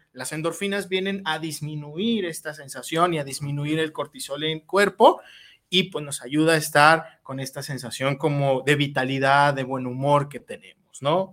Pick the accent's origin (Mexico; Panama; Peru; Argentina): Mexico